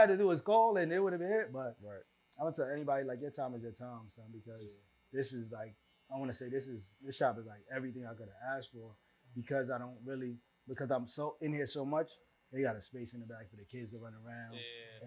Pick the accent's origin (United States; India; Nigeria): United States; New York City, New York; moved away as an adult; also born or lived in Staten Island; we grew up in East Flatbush